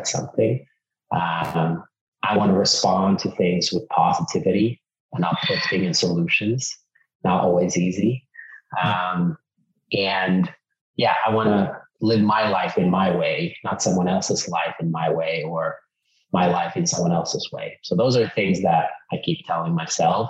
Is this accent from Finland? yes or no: yes; Finland; English is a second language; also born or lived in California; now in Austin, United States; I grew up in Finland. I've lived in 10 countries.